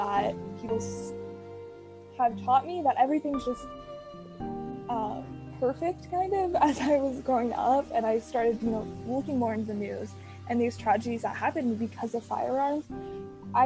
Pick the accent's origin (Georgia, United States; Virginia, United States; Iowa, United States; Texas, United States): Iowa, United States; I am from literally the middle of nowhere, Iowa